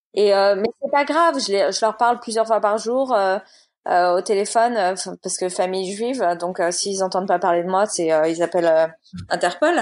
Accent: Boulogne-Billancourt, Île-de-France, France; moved away as an adult; also born or lived in New York / San Diego / England; now in Boulogne-Billancourt, France; j'ai grandi toute ma vie à Boulogne

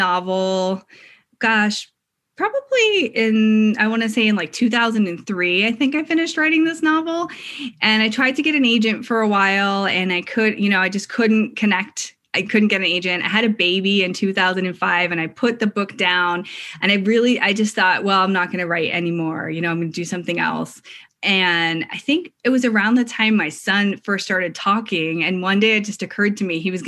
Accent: Philadelphia, Pennsylvania, United States; I grew up in outside of Philadelphia, a suburb of Philadelphia

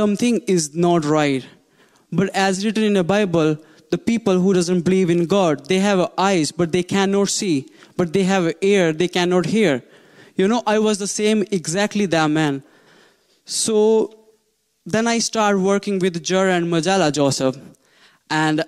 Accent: India; English is a second language; now in Ireland; I was born in India. And I come from very nice family

